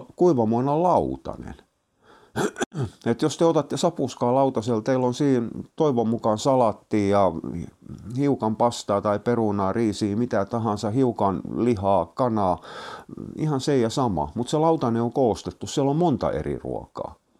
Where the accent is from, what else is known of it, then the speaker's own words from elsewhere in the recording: Turku, Southwest Finland, Finland; mä oon turkulainen